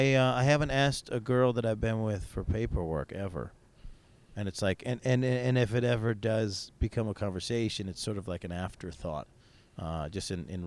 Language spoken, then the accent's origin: English; Syracuse, New York, United States; also born or lived in Albany; I grew up in Syracuse, New York.